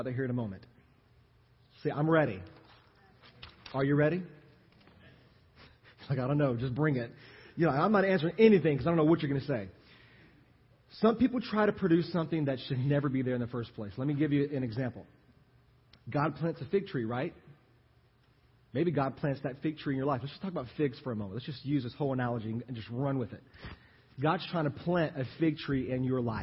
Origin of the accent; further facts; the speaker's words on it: Louisiana, United States; moved away as an adult; now in Texas, United States; I am from Louisiana